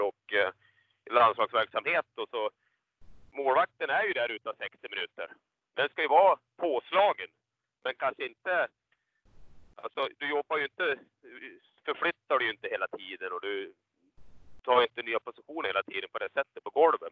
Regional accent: Falun, Dalarna County, Sweden; Jag är ju född i Falun

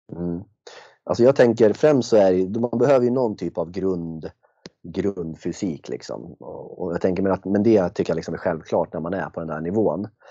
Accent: Järna, Stockholm County, Sweden; jag är från Järna

